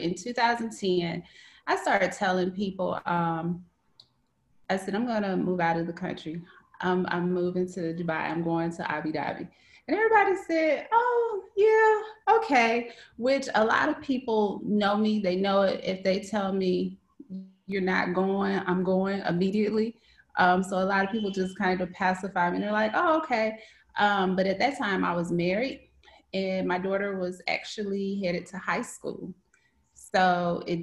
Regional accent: Mississippi, United States; moved away as an adult; also born or lived in Cleveland, Ohio; now in Shanghai, China; I am from Mississippi

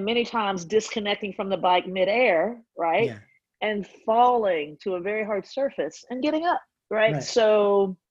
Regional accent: Georgia, United States; also born or lived in Midwest; now in New York, United States; I grew up in Georgia

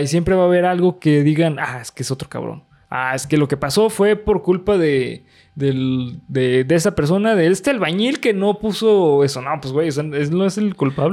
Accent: Mexico; como mexicano

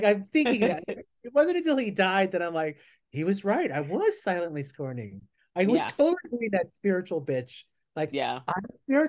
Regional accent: Philippines; but then I'm a very specific look, right? I'm Filipino.

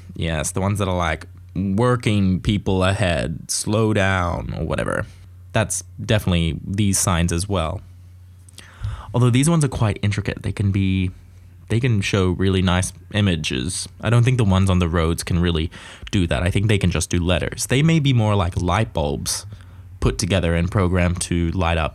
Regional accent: Australia; growing up in Australia, you get lots of opportunities

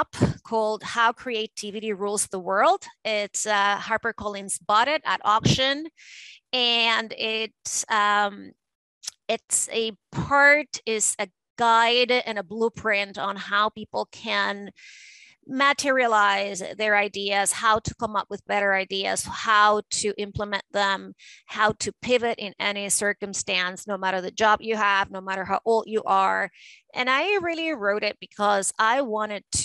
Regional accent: Caracas, Capital District, Venezuela; moved away as an adult; now in United States; I grew up in Caracas, Venezuela, and that life was very different from the life that I have nowadays

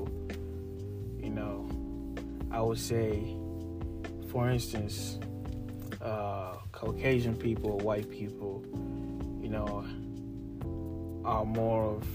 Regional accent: Ghana; moved away as an adult; now in United States; I lived almost my whole life in Africa. I was born in Ghana

